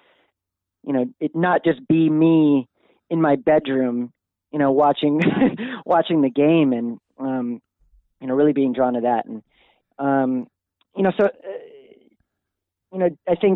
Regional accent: Honolulu, Hawaii, United States; now in San Francisco, United States; I grew up in Hawaii and in Honolulu

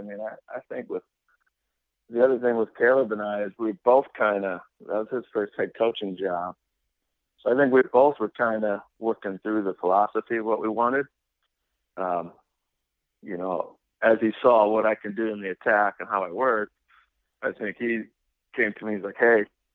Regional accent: Argentina; moved away; growing up in Argentina

